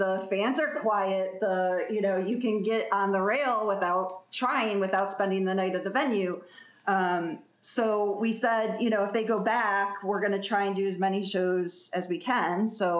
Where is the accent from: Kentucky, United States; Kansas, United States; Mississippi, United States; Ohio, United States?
Ohio, United States; Toledo; moved away as an adult; now in Philadelphia, United States; … and I are actually native Ohioans. We are Philadelphian transplants.